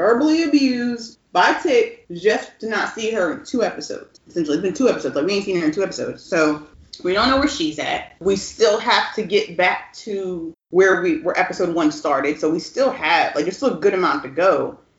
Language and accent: English; Northeast, United States; moved away; also born or lived in Texas; being from the Northeast, where I feel like we easily get used to the thought of, we grew up in the North in a free state.